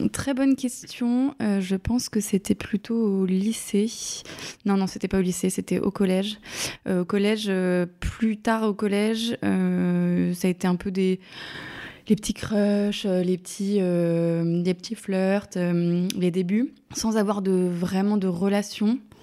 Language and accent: French; eastern France, France; now in Paris, France; je suis originaire de l'Est de la France